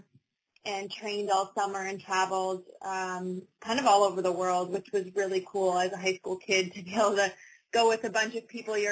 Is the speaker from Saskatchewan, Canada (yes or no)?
yes; Humboldt, Saskatchewan, Canada; I grew up in Humboldt doing a ton of different sports